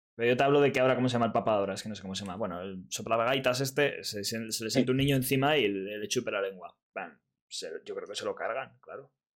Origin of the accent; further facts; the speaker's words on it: Madrid, Community of Madrid, Spain; los de Madrid